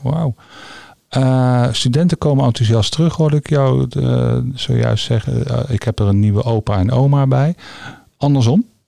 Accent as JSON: {"language": "Dutch", "town": "The Hague", "region": "South Holland", "country": "Netherlands", "moved": "as an adult", "lives_now": "North Brabant, Netherlands", "said": "ik ben begonnen op de afdeling neurologie als Hagenees"}